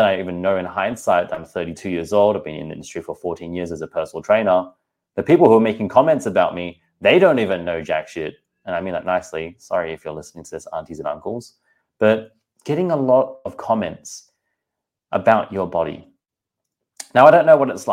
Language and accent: English; Australia; also born or lived in Singapore; I'm from Singapore, born in Australia, as you can tell from the accent